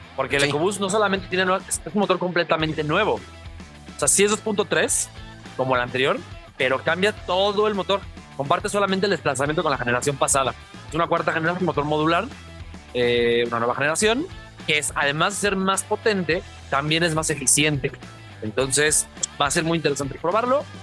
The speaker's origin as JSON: {"language": "Spanish", "country": "Mexico", "said": "como mexicanos"}